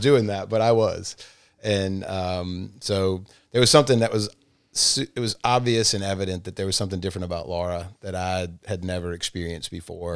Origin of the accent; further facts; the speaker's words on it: Massachusetts, United States; moved away as an adult; now in Rome, United States; so I grew up in Massachusetts and moved to Rome in nineteen ninety-four